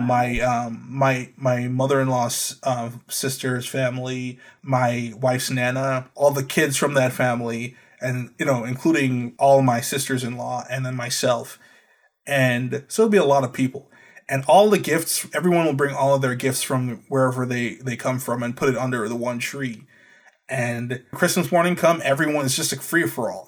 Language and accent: English; Trinidad & Tobago; now in United States; Growing up in Trinidad